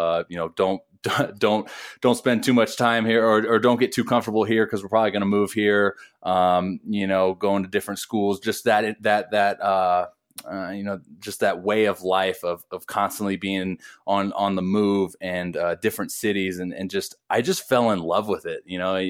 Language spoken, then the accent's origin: English; Toledo, Ohio, United States; born there; I was born in Toledo, Ohio, when he was in the Tigers organization playing for the Mud Hens.